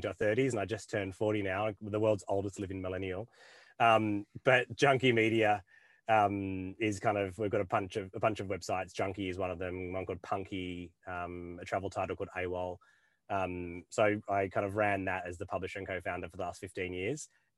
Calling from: Esperance, Western Australia, Australia; Yeah, I come to you from Esperance in WA, which is the middle of bloody nowhere, but also one of the most beautiful places I've ever seen.

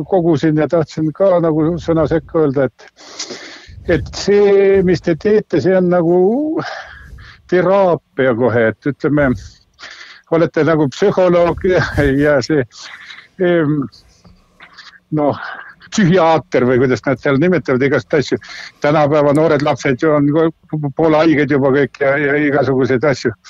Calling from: Tartu, Tartu County, Estonia

